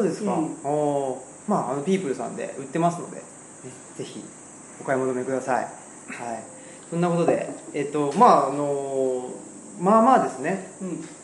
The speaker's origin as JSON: {"language": "Japanese", "region": "Saitama", "country": "Japan", "tie": "born or raised there", "moved": "as an adult", "lives_now": "Higashiyoshino, Japan", "said": "僕は埼玉県出身ででして今は奈良県の東吉野村っていうところにあの、まあ、いわゆる移住っていうんですかね、今流行りのワードで言うと3年前に移住しまして"}